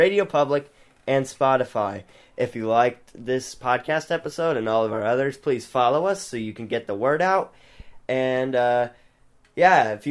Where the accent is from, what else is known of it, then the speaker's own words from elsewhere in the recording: the South, United States; I'm from the South. Y'all from, like, up. Well, technically, my family's from up north, but I live my whole life in the South